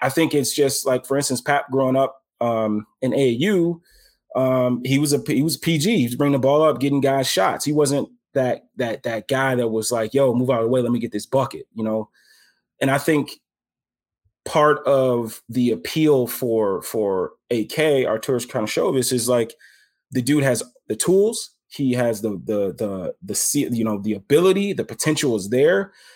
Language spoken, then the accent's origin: English; Chicago, Illinois, United States; I'm from Chicago